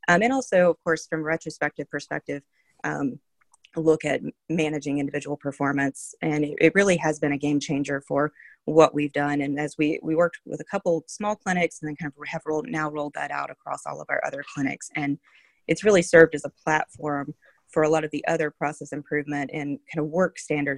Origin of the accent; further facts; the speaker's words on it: North Carolina, United States; I am from North Carolina, so I started at UNC Pediatrics